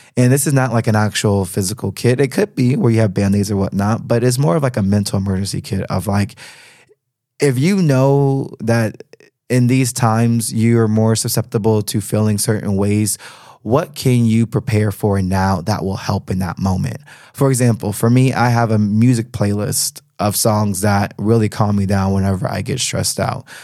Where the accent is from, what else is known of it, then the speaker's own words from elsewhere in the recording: United States; moved away as an adult; now in Berlin, Germany; as an American citizen